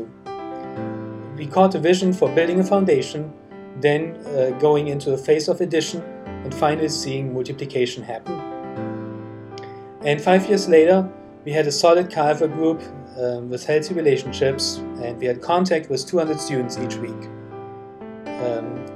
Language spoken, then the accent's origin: English; Germany; I was born and raised in Germany